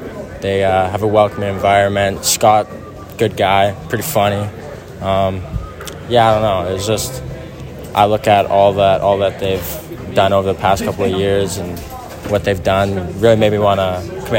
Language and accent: English; Regina, Saskatchewan, Canada; Well, I'm from Regina. I want to stay home.